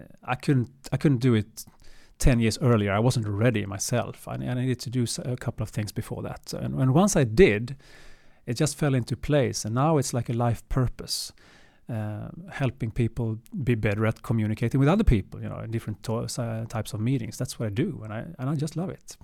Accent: Sweden; also born or lived in Gothenburg / Stockholm; Born and raised in Sweden

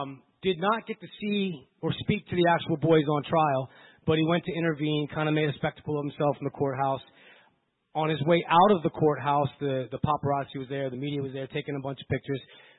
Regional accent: Pittsburgh, Pennsylvania, United States; moved away; I'm from Pittsburgh originally.

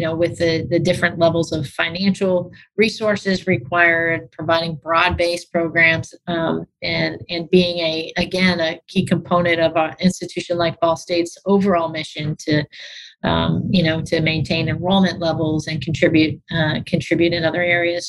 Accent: St. Louis, Missouri, United States; moved away as an adult; also born or lived in Muncie, Indiana; I grew up on the north side of the community, Florissant, uh, Ferguson area

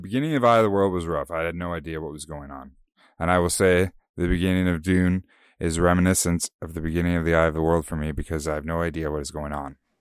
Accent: Canada; we're Canadian

